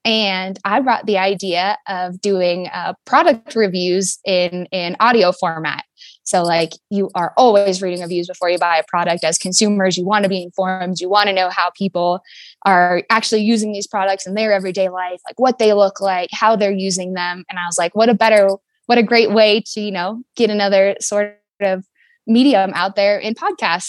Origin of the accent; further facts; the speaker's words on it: Fairbanks, Alaska, United States; I'm from Fairbanks, Alaska, um, born and raised